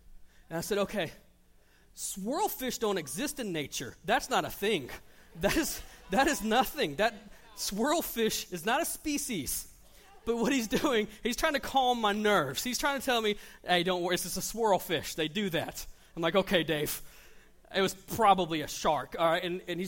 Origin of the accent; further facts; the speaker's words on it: Panama City, Florida, United States; I came from Panama City, Florida. Fishing's a little different there than it is here.